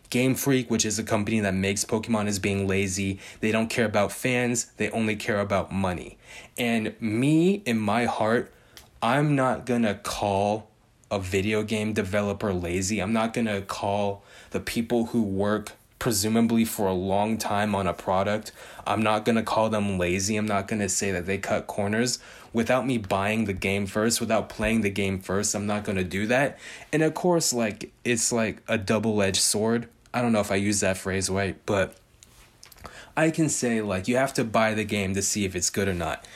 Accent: Bay Area, California, United States; I'm from the Bay Area. I speak the slang

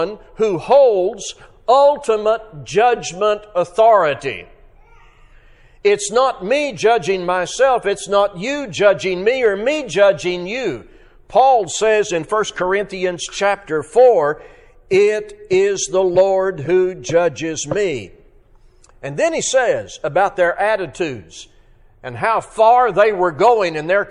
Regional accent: Arkansas, United States; growing up in Arkansas

